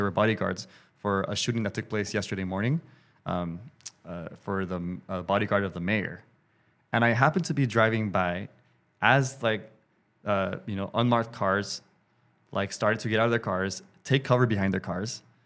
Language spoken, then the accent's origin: English; Los Angeles, California, United States; I'm an L A dude